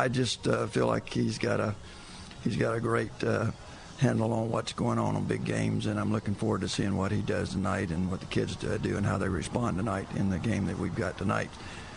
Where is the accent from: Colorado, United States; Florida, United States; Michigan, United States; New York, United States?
Florida, United States; Apopka; I was born and raised right here in Apopka. 72 years I've been here